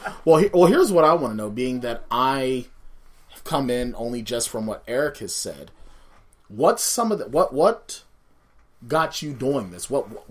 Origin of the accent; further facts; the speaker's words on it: Pittsburgh, Pennsylvania, United States; I grew up near Lawrenceville